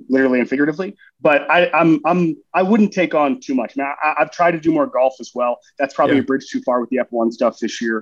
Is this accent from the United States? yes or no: yes; Florida, United States; moved away as an adult; also born or lived in New York City; now in Miami, United States; Growing up in Florida